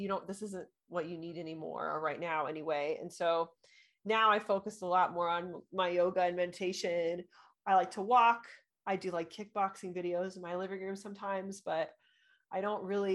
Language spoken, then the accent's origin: English; Orange County, California, United States; moved away as an adult; now in Colorado, United States; I'm originally from Orange County